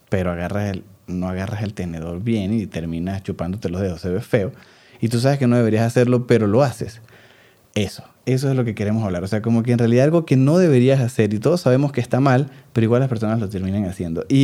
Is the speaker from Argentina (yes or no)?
no; Venezuela; soy mucho más mm. venezolano que ella, me refiero quizás un venezolano más marcado.